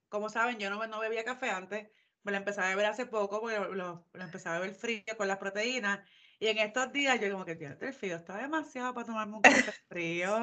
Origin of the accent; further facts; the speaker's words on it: Puerto Rico; now in Georgia, United States; somos de Puerto Rico, sabemos lo que es el calor